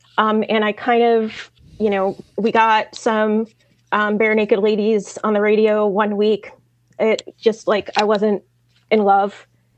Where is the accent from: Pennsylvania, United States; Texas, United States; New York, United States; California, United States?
New York, United States; New York City; I'm from Brooklyn.